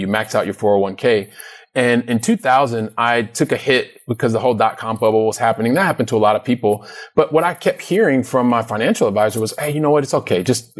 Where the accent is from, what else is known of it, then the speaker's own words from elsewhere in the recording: Columbus, Ohio, United States; I'm originally from Columbus, Ohio. So I've lived in different places in the United States